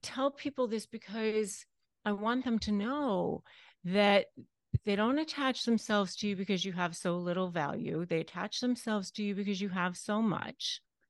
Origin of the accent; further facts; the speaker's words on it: McLean, Virginia, United States; I was raised in McLean, Virginia.